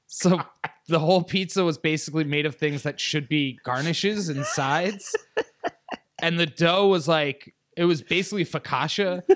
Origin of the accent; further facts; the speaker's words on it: upstate New York, United States; also born or lived in Virginia; upstate New York.